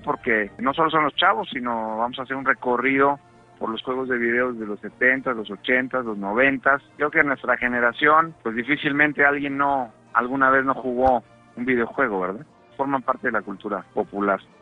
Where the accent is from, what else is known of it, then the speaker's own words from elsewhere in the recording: Texcoco, State of Mexico, Mexico; also born or lived in Milan, Italy; en la provincia mexicana, en Texcoco, de donde yo soy